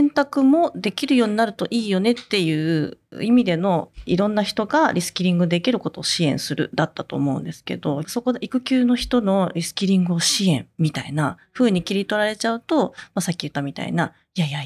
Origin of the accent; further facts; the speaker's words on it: Japan; born there; 日本はどうなってるんだと。私はなんて生きがたい国に生まれてしまったんだっていう